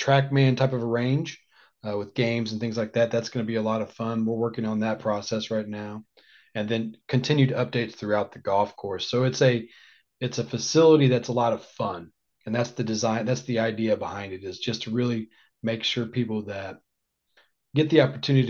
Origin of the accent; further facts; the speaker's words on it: Danville, Indiana, United States; I grew up in Danville, Indiana, not far from where I'm at now